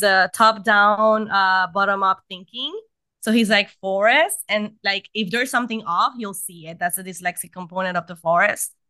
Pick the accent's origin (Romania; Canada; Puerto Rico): Puerto Rico; I am from Puerto Rico. I live in Puerto Rico.